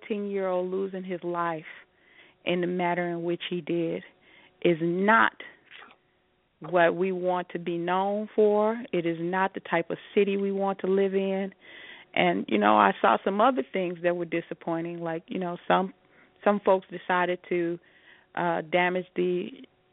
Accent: Chicago, Illinois, United States; I'm a Chicagoan, Rodney. I'm a Chicagoan to my heart till

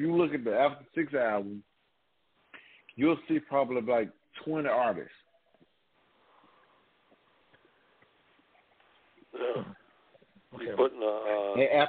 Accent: Memphis, Tennessee, United States; I'm from the Magnolia in Memphis

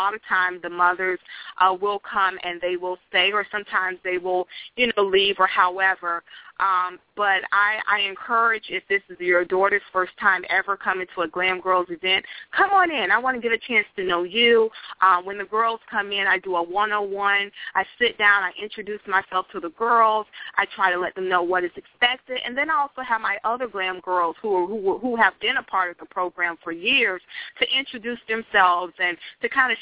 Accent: Tampa Bay area, Florida, United States; I'm from the Tampa Bay area

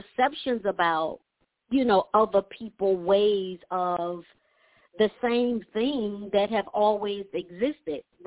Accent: Atlanta, Georgia, United States; growing up in Atlanta

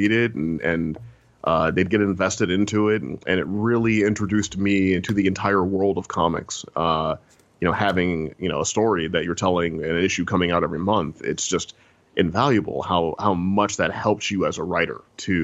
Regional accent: St. Louis, Missouri, United States; moved away; I'm from Missouri originally, from St. Louis, Missouri. So, you know, I come from the land of mosquitoes and cicadas and humidity

